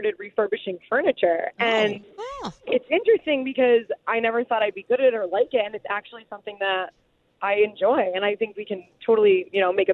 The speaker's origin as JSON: {"language": "English", "area": "Long Island", "region": "New York", "country": "United States", "moved": "yes", "said": "I'm originally from Long Island"}